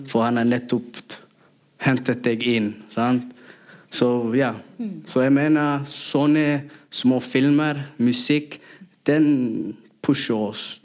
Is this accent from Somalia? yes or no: yes; Somalia; Norwegian is a second language; now in Norway; Og tingen er, når vi kommer til Norge ikke, Jeg kommer fra Somalia, så jeg er ikke somalier her. Og jeg er ikke norsk.